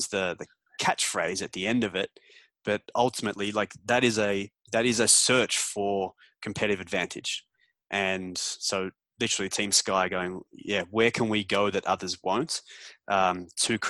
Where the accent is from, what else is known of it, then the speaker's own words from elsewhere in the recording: Melbourne, Victoria, Australia; moved away as an adult; now in Toronto, Canada; leave Melbourne when I was 25 and pack up and move to Canada